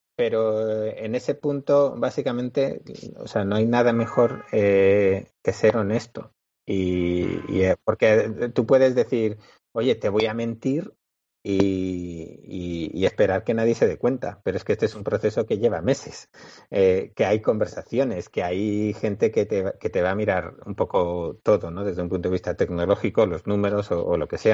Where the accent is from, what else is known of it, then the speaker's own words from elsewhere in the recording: Bilbao, Basque Country, Spain; somos de Bilbao